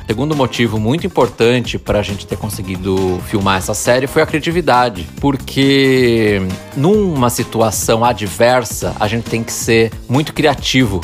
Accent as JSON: {"language": "Portuguese", "town": "Piracicaba", "region": "São Paulo", "country": "Brazil", "tie": "born or raised there", "said": "eu nasci em Piracicaba"}